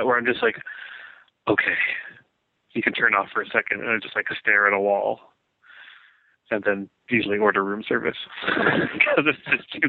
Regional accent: Canada

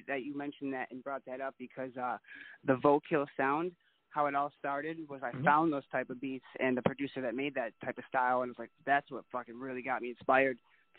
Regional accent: Riverside, California, United States; like, I come from Riverside, so I come, you know, from the hood.

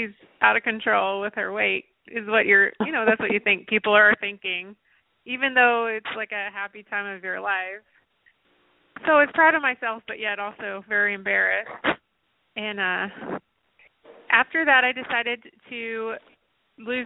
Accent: Nashville, Tennessee, United States; I grew up in Nashville

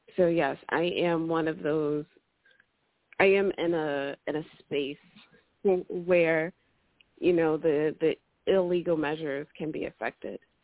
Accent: New Jersey, United States; I'm from New Jersey

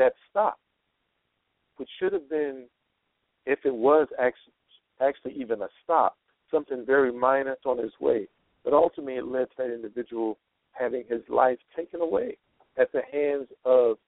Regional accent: East Coast, United States; now in Nevada, United States; I'm from the East Coast. So I'm supposed to say the East Coast, but I live on what some people call the West Coast. Actually, it's in Nevada

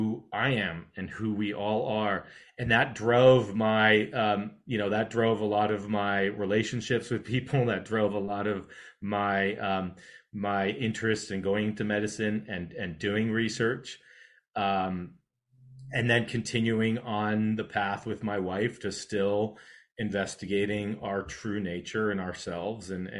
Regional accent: California, United States; I grew up in California

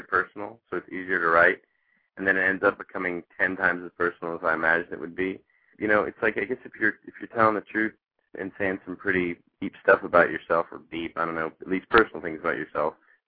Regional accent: Nashville, Tennessee, United States; moved away as an adult; also born or lived in Chicago; now in Los Angeles, United States; I was born and raised in Nashville, Tennessee

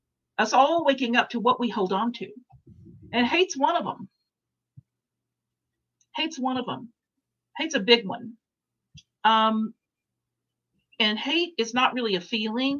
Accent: Dallas, Texas, United States; I'm from Dallas.

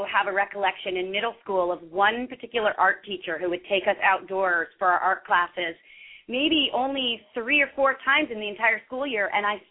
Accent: Montclair, New Jersey, United States; I grew up in Montclair, New Jersey, which is kind of a suburban area

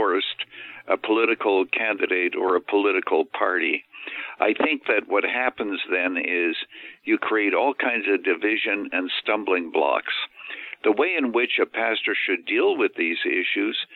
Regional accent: Canada; now in Illinois, United States; I was actually born and raised in Canada. So I'm a naturalized American

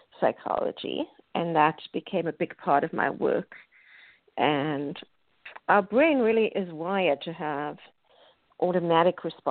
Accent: South Africa; moved away as an adult; now in United States; I grew up in South Africa

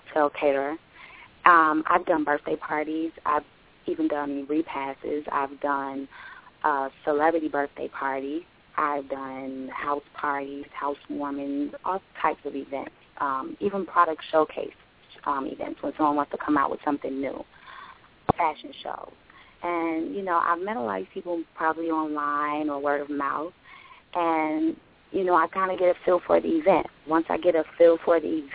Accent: New York City, New York, United States; also born or lived in Atlanta; now in Chicago, United States; I was born in Chicago, and then I grew up in Brooklyn, New York. And from there, I moved to Atlanta

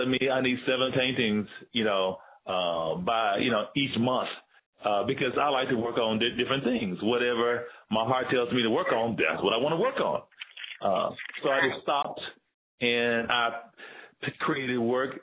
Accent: Tennessee, United States; also born or lived in Georgia; now in Bay Area, United States; I'm from Tennessee

